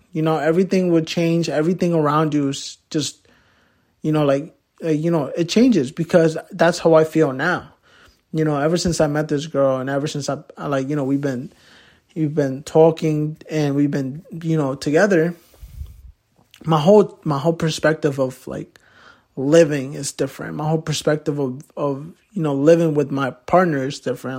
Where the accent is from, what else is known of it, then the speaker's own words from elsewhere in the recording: Poughkeepsie, New York, United States; also born or lived in Manhattan, New York / Mexico; I grew up my whole life in Poughkeepsie